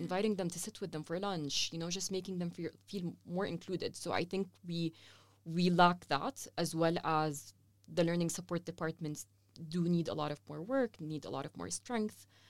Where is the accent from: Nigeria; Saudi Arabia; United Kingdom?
Saudi Arabia; also born or lived in Lebanon; now in Amman, Jordan; I grew up in Saudi Arabia all my life